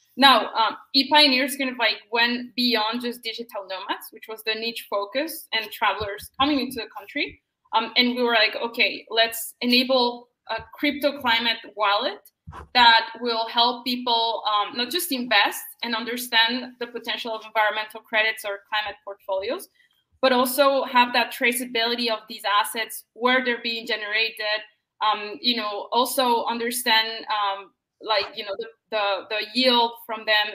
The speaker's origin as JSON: {"language": "English", "country": "Colombia", "said": "I'm from Colombia"}